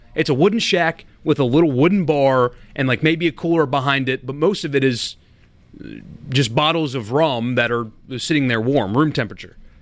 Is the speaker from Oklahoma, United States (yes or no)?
no; South Carolina, United States; now in Mississippi, United States; Mississippi has become my home, but it, it's not where I grew up. It wasn't my home state. It's South Carolina